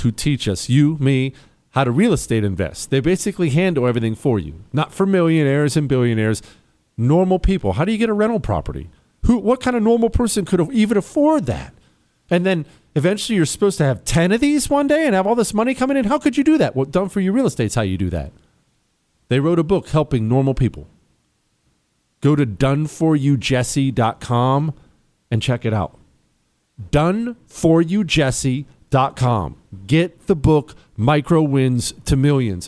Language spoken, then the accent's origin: English; Montana, United States; I was raised in Montana. That's where we moved when I was 10.